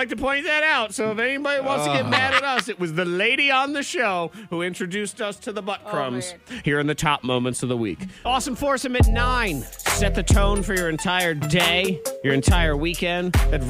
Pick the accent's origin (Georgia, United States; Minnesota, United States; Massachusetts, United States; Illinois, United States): Massachusetts, United States; Boston; I mean, I grew up in Boston. I was like, you don't have a Boston accent. I said, I know, because it sounds bad.